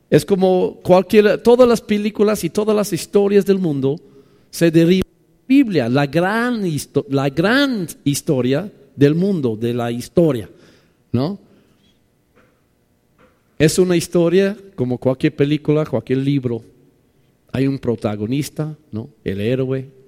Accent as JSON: {"language": "Spanish", "region": "Mexico City", "country": "Mexico", "said": "Pues perdóname, soy de DF, soy chilango, tengo 30 años ahí. Ya soy chilango, ¿no?"}